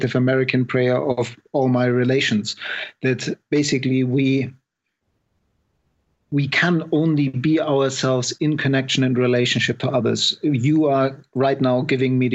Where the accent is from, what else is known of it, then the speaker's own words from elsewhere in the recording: Germany; moved away as an adult; also born or lived in Scotland; I was born in Germany